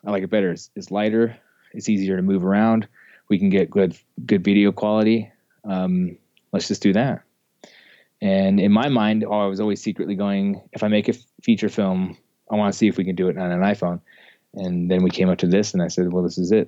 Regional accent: Ogden, Utah, United States; I grew up in Ogden, Utah, which is just north of Salt Lake City, um, here in Utah

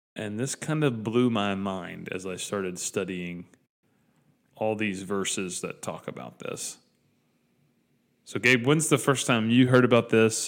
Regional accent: Dalton, Georgia, United States; I grew up in Dalton.

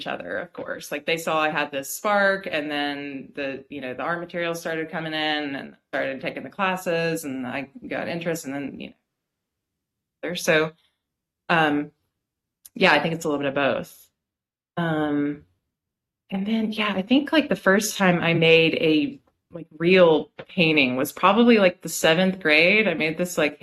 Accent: Birmingham, Alabama, United States; also born or lived in Philadelphia, Pennsylvania / Bloomington, Indiana; now in Clyde, United States; I grew up in Birmingham, Alabama

